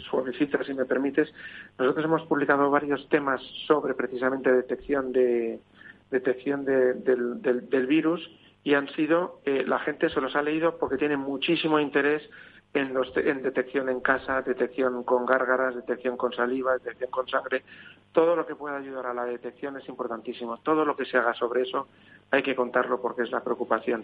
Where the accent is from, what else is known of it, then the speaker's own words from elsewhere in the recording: Spain; como españoles que somos